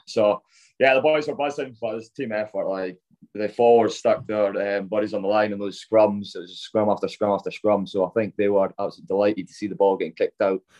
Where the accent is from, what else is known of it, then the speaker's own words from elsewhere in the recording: Scotland, United Kingdom; growing up as a Scottish boy